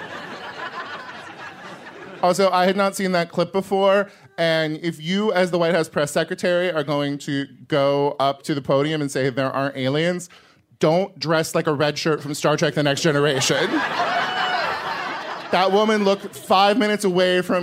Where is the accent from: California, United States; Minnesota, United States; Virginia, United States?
California, United States; As Californian